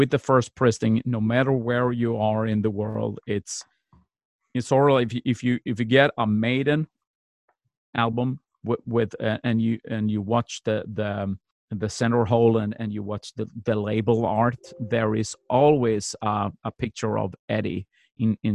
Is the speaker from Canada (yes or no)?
no; Sweden; I'm from Scandinavia. I'm from Sweden